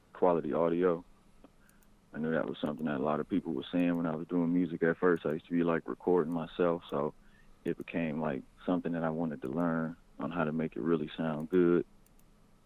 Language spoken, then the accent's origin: English; Flint, Michigan, United States; moved away as an adult; also born or lived in Arizona; now in Kansas City, United States; I kind of like grew up in Flint, Michigan all through my like, teenage years